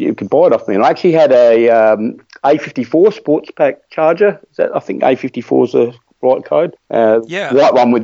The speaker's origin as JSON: {"language": "English", "town": "Adelaide", "region": "South Australia", "country": "Australia", "tie": "born or raised there", "said": "growing up in Adelaide"}